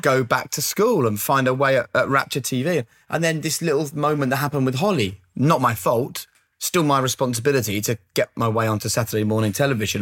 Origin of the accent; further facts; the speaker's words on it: Norwich, East of England, United Kingdom; growing up in Norwich